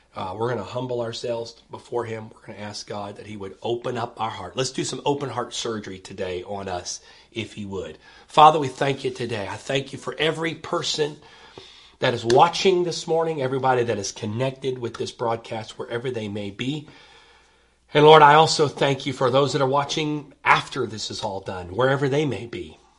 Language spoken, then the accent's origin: English; United States